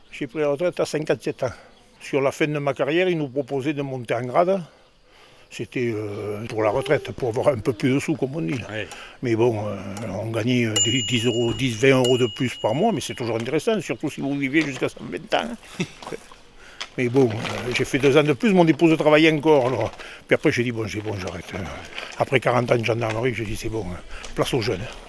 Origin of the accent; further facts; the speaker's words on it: the Midi, France; now in Dordogne, France; Je suis un enfant du pays, je suis du Midi